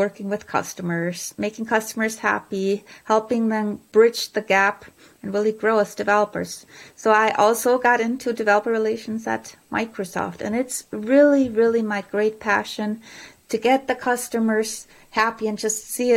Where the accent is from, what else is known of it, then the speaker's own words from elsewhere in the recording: Germany; moved away; I'm originally from Germany